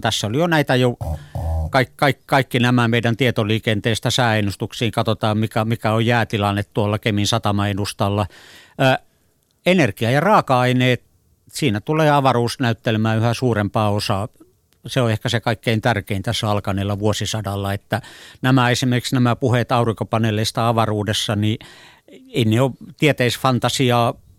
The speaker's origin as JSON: {"language": "Finnish", "country": "Finland", "tie": "born or raised there", "said": "mun lapsuudessa esimerkiksi Suomessa"}